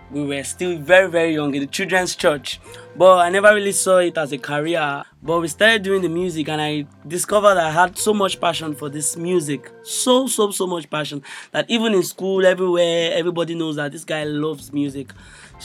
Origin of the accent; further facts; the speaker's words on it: Imo, Nigeria; from Imo State